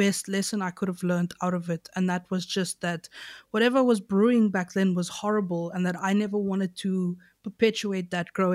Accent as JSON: {"language": "English", "town": "Knysna", "region": "Western Cape", "country": "South Africa", "tie": "born or raised there", "said": "the area I grew up in Knysna is called Reenendaal"}